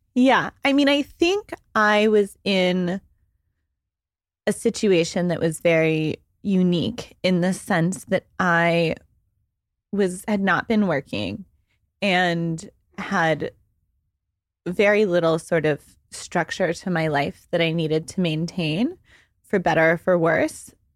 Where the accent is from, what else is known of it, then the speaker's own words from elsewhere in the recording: Waco, Texas, United States; moved away as an adult; also born or lived in Dallas, Texas; now in New York, United States; I am from Texas. I was born in Dallas and I grew up in Waco, but I've been in New York for fourteen years